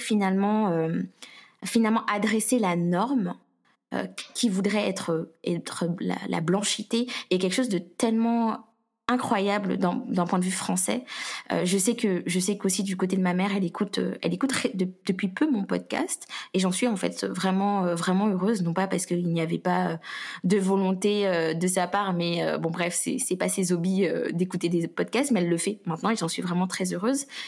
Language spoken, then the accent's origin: French; Guadeloupe; je suis guadeloupéenne